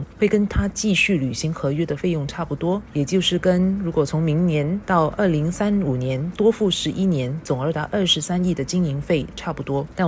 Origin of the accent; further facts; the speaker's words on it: Singapore; 身为新加坡人，